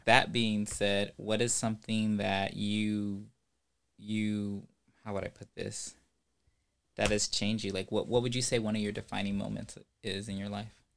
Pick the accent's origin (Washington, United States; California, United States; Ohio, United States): California, United States; Ventura County; I'm from Ventura County.